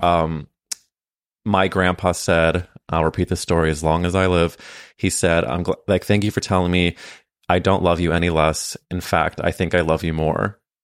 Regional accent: St. Louis, Missouri, United States; we grew up in St. Louis at different times

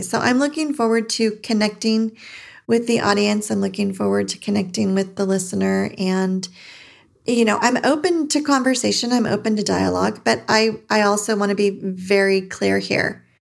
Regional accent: California, United States; moved away as an adult; now in Arizona, United States; I was born and raised in California and recently moved to Arizona.

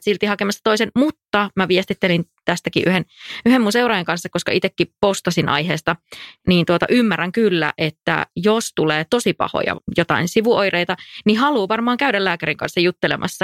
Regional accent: North Karelia, Finland; moved away; Pohjois-Karjalassa mun kotiseudulla on aina niin ihana käydä

